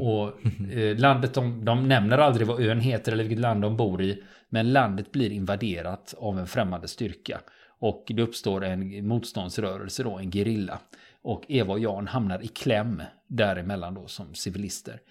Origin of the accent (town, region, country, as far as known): Sweden